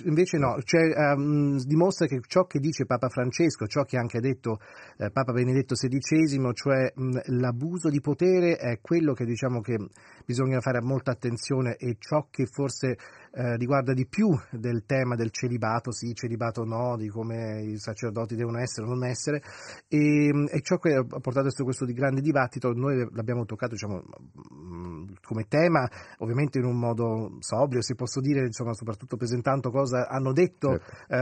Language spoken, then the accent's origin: Italian; Switzerland